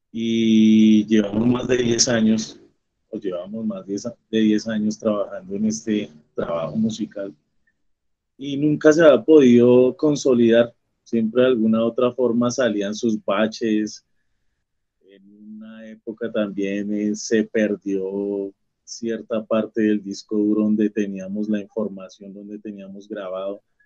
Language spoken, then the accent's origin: Spanish; Colombia; como colombianos y como latinoamericanos